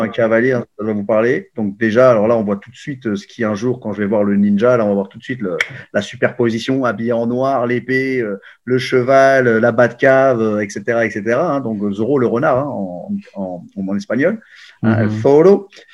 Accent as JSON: {"language": "French", "town": "Paris", "region": "Île-de-France", "country": "France", "tie": "born or raised there", "said": "je suis né à Paris en 1972"}